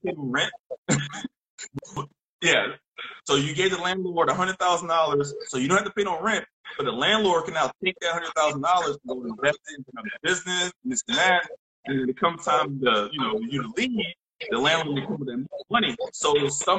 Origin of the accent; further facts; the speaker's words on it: New Orleans, Louisiana, United States; moved away as an adult; now in South Korea; I'm from New Orleans, Louisiana